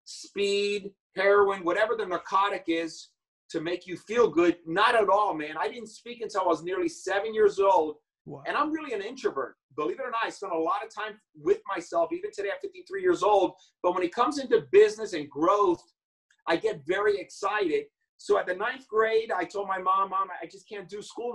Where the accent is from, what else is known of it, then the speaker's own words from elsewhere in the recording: New York City, New York, United States; I was born in the Bronx in New York